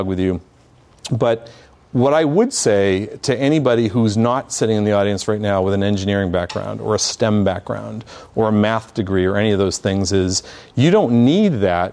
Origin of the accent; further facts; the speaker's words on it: Boston, Massachusetts, United States; now in San Diego, United States; I'm from Boston